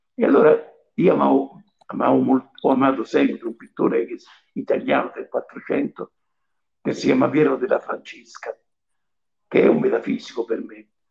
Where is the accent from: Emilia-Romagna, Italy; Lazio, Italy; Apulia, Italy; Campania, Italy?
Lazio, Italy; Civita Castellana; moved away as an adult; also born or lived in Rome; Io sono nato a Civita Castellana, in provincia di Viterbo.